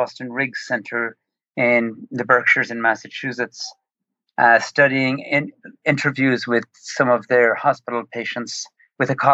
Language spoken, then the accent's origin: English; Ireland; moved away as an adult; now in Long Island, New York, United States; I grew up in Ireland